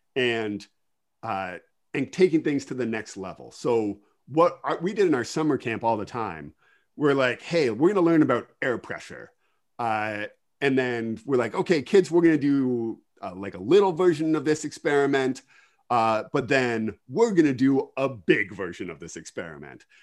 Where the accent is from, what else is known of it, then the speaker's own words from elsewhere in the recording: Kincardine, Ontario, Canada; also born or lived in Ottawa; I am originally from Kincardine. Uh, I grew up on a dairy farm just outside of Kincardine